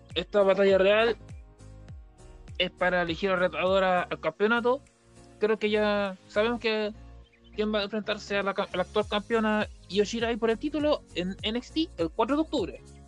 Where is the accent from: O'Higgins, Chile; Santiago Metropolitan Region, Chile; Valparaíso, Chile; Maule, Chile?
Maule, Chile; Talca; nació en mi ciudad natal, Talca